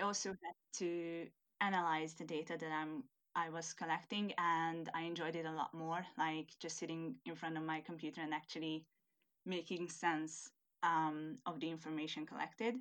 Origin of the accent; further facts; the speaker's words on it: Hungary; first language Hungarian; English is a second language; moved away as an adult; now in United Kingdom; I'm originally from Hungary